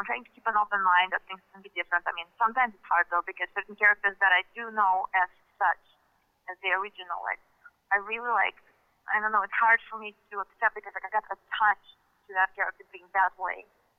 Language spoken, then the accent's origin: English; Russia; English is a second language; growing up in Russia, somehow I did not my childhood did not include X-Men.